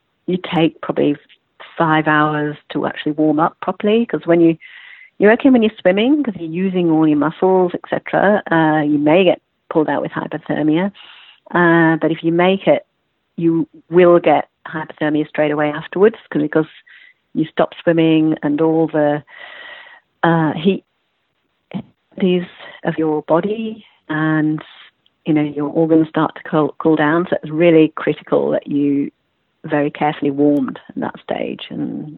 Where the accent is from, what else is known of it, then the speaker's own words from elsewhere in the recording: Yorkshire and the Humber, United Kingdom; accent: British; also born or lived in Melbourne, Australia; now in Australia; I'm from Yorkshire